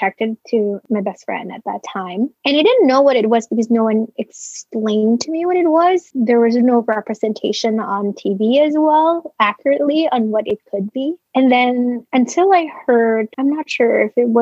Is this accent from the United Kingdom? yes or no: no; Philippines; I was born and raised in the Philippines from a middle-class family.